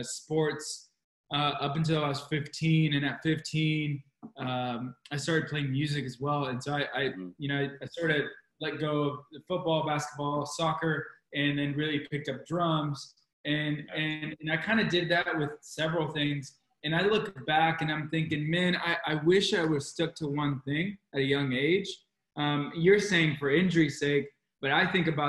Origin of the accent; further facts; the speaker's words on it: Orange County, California, United States; now in Dallas, United States; I grew up in Orange County, so like Santa Ana, Fullerton, Anaheim